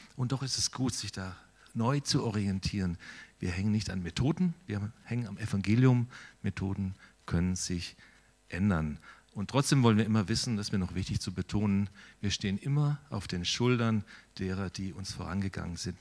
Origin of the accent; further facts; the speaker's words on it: Steinen, Germany; moved away as an adult; now in Altensteig, Germany; Ich komme tatsächlich ein Stück weit aus Steinen